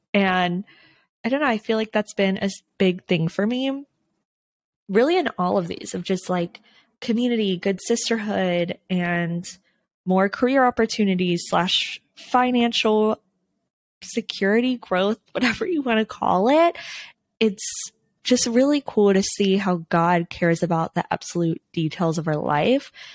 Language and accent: English; Texas, United States; now in Los Angeles area, United States; I'm from Texas